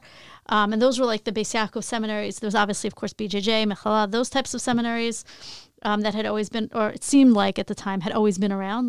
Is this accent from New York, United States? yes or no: yes; Long Island, New York, United States; also born or lived in Queens; I grew up in Long Island